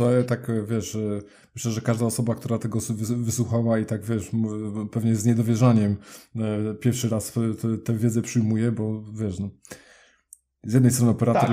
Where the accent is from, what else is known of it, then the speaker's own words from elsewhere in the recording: Poznań, Greater Poland, Poland; pochodzimy w sumie obydwaj z Poznania